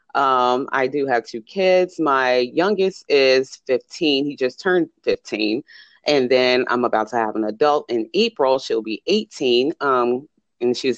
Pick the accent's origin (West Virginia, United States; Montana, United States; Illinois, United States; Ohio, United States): Illinois, United States; Chicago; moved away as an adult; now in Las Vegas, United States; I'm originally from Chicago. Right now, I reside in Las Vegas